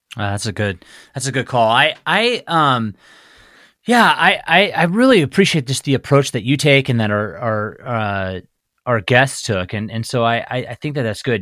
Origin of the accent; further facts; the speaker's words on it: Phoenix, Arizona, United States; now in Spokane, United States; I grew up in the Southwest, in Arizona, in Phoenix.